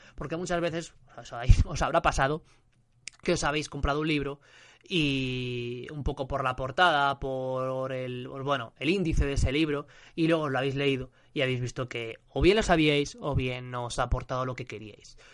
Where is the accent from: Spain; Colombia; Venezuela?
Spain; yo soy de España